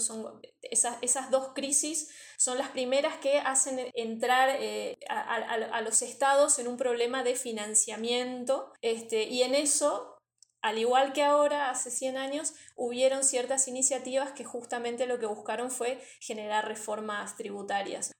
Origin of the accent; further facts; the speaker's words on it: Argentina; also born or lived in Misiones; soy argentina